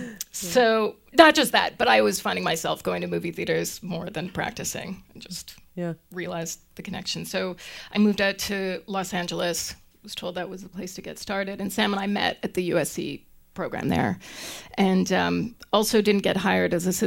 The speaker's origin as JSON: {"language": "English", "town": "Winnipeg", "region": "Manitoba", "country": "Canada", "also_born_or_lived": "Toronto", "moved": "yes", "lives_now": "Louisville, United States", "said": "I'm from Winnipeg, Manitoba. You might have heard my oat. I said oat."}